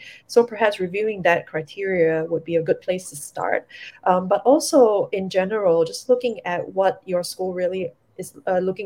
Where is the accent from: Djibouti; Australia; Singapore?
Singapore; as a Singaporean